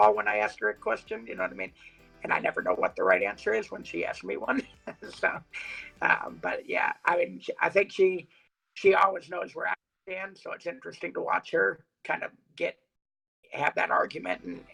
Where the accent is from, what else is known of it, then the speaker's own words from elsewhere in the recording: Ann Arbor, Michigan, United States; I grew up in Ann Arbor, Michigan, which is a pretty liberal place.